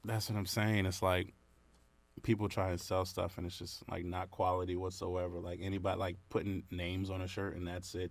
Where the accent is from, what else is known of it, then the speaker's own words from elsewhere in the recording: Brentwood, New York, United States; also born or lived in Syosset, New York; now in North Carolina, United States; I was born in Syosset Hospital, but I'm from, born and raised, well, grew up in Brentwood